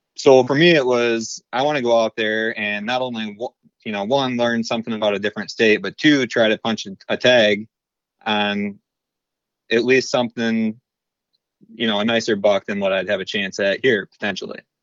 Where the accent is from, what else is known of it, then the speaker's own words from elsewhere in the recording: Beal City, Michigan, United States; I'm actually from Beale City, Michigan. I'm twenty-nine years old, and I've pretty much, uh, lived in this area my entire life